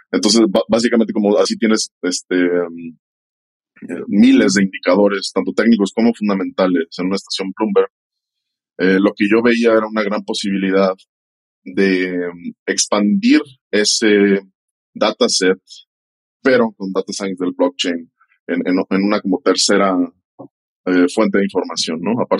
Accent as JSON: {"language": "Spanish", "country": "Mexico", "said": "Pues sí, como dices, mexicano."}